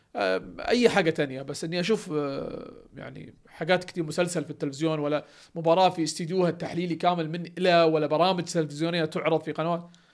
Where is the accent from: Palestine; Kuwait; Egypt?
Kuwait; انا كويتي